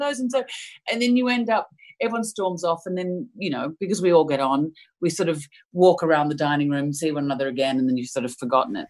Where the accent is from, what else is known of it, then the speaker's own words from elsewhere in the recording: Melbourne, Victoria, Australia; moved away; I grew up in Melbourne